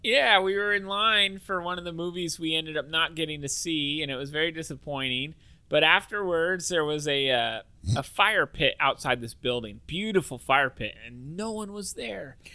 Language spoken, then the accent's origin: English; Salem, Oregon, United States; also born or lived in Silverton, Oregon; We're from Salem, Oregon.